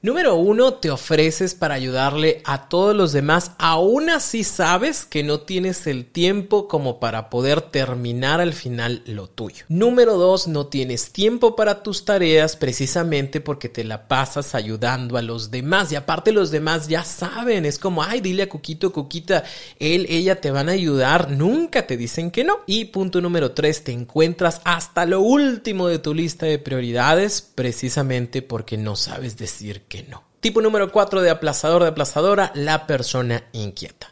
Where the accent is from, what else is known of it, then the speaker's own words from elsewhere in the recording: Mexico; todos los mexicanos conocemos